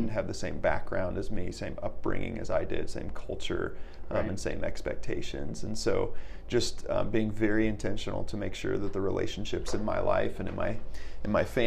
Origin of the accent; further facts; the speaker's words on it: Fort Wayne, Indiana, United States; also born or lived in Texas; I was in fourth grade and moved to Fort Wayne. Mm. So I moved from Texas, but the town I lived in Texas was a small town